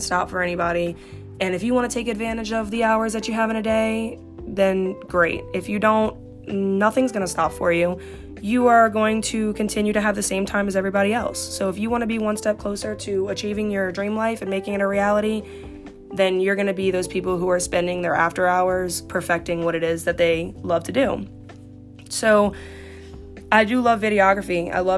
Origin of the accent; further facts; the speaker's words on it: Slidell, Louisiana, United States; I stayed in Slidell